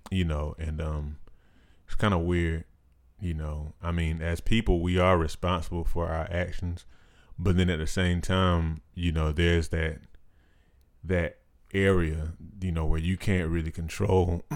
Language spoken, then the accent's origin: English; United States; being an American